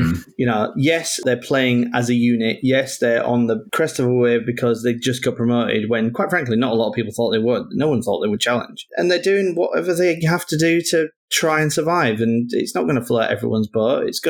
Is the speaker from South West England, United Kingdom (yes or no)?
no; Leeds, Yorkshire and the Humber, United Kingdom; I'm from Leeds.